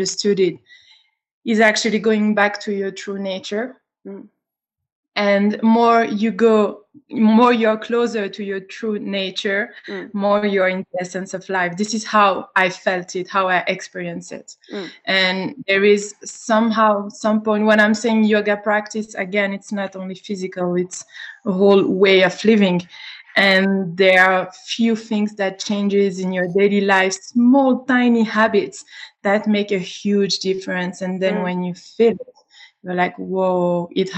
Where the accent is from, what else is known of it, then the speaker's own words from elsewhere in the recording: Switzerland; also born or lived in Greece; I was born in Switzerland. I was born here. I grew up here.